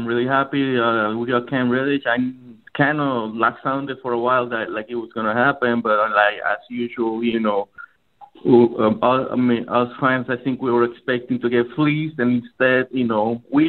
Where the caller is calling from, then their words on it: Tampa, Florida, United States; I'm from Tampa, Florida.